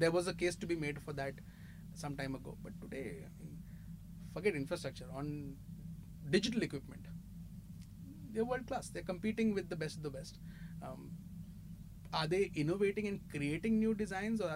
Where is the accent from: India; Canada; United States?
India; As an Indian